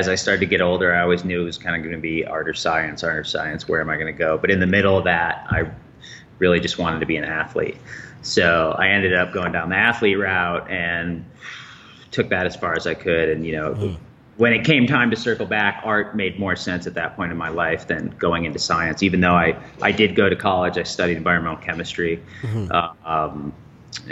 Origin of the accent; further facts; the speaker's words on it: Chicago, Illinois, United States; moved away as an adult; now in Boulder, United States; I'm a Chicagoan